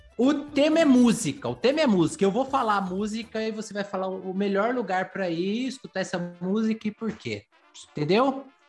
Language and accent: Portuguese; Vale do Paraíba, São Paulo, Brazil; sou do Vale do Paraíba, dou minhas pedaladas por aqui